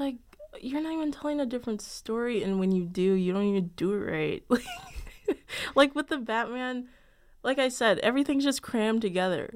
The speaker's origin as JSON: {"language": "English", "town": "Chicago", "region": "Illinois", "country": "United States", "said": "I'm from Chicago"}